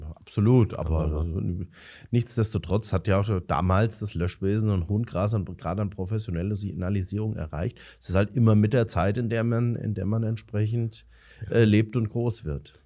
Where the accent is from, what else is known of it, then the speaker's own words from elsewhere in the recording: Romrod, Hesse, Germany; wie ich, gebürtig aus Romrod